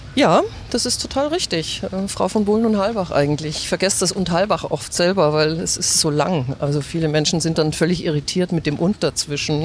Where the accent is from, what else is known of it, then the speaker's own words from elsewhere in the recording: Grünwald, Bavaria, Germany; first language German; Wir sind aufgewachsen in Grünwald in einem ganz normalen Haus